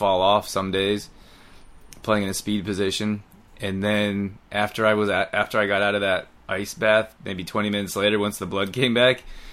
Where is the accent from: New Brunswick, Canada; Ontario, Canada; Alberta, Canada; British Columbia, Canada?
Alberta, Canada; I grew up in Alberta too